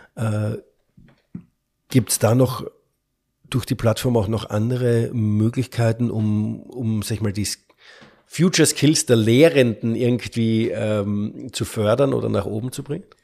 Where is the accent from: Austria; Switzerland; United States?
Austria; als Österreicher